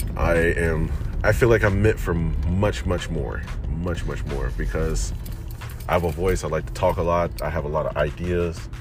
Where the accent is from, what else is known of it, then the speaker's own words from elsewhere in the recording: Detroit, Michigan, United States; moved away as an adult; also born or lived in Chicago; I spent most of my life, my childhood and teen life in Detroit